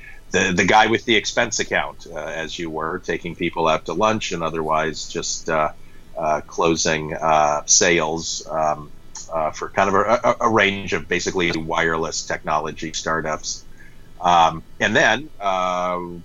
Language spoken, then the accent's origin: English; Denver, Colorado, United States; moved away as an adult; also born or lived in New York City; now in Bay Area, United States; I grew up in Denver and went off to college back east